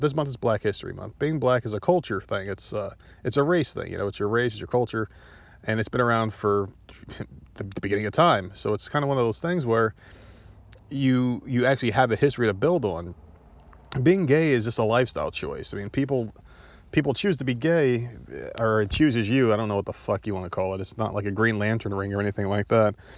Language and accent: English; New Jersey, United States; also born or lived in Myrtle Beach; I'm from New Jersey. That's my home state.